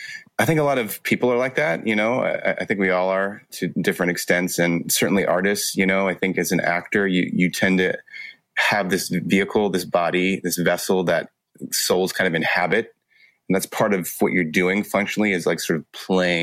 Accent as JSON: {"language": "English", "town": "Los Angeles", "region": "California", "country": "United States", "tie": "born or raised there", "said": "I grew up in Los Angeles and, you know, right in LA, kind of a multicultural kid"}